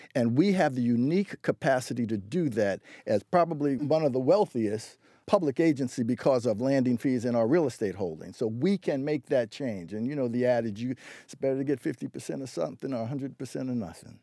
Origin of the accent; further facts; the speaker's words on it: New York, United States; now in Boston, United States; I'm originally from New York